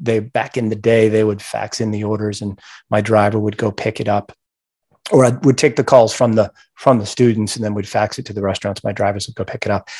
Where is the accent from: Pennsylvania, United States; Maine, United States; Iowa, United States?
Maine, United States; Gardiner; I grew up in Maine